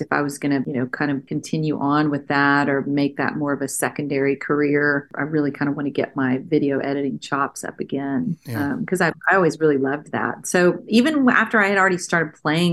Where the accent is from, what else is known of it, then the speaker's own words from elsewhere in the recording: Northeast Texas, United States; moved away as an adult; also born or lived in Austin, Texas; now in Nashville, United States; I'm from Texas, so obviously I grew up listening to old country